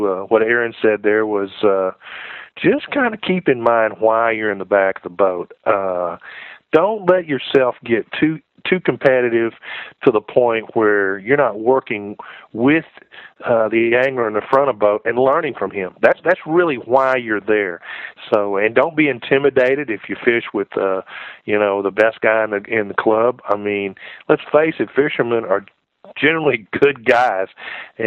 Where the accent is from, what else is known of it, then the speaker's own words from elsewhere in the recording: Texas, United States; moved away; down in Texas, where I grew up